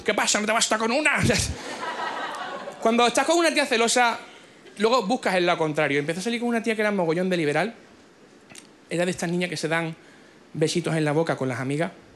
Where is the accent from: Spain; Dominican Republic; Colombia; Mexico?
Spain; Cádiz, Andalusia; Yo nací en Cádiz.